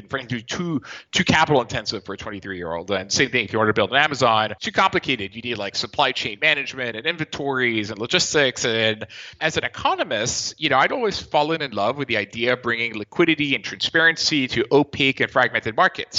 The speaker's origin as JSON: {"language": "English", "town": "Nice", "region": "Provence-Alpes-Côte d'Azur", "country": "France", "said": "I'm actually from Nice in the southeast of France"}